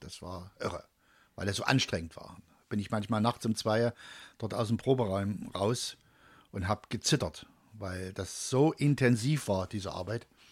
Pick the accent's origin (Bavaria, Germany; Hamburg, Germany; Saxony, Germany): Saxony, Germany; Leipzig-North/Delitzsch area, northern; also born or lived in Dresden; now in Döbeln, Germany; ich komme ja eigentlich aus dem Norden von Sachsen, mhm. also aus dem, aus den Leipzig-Nord-Delitscher-Gebiet, genau. da komme ich eigentlich her.